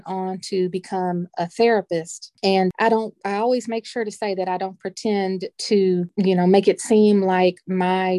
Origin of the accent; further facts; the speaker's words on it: Louisville, Kentucky, United States; also born or lived in Greensboro, North Carolina; We moved to Louisville when I was 4 years old